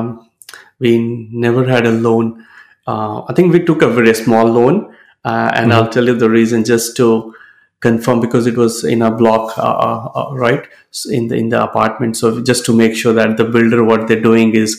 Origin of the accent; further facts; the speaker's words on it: Ranchi, Jharkhand, India; moved away as an adult; now in Australia; I was born in India in a small town called Ranchi